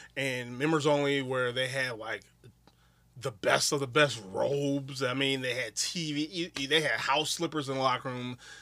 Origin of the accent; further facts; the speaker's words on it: Wisconsin, United States; I'm from Wisconsin.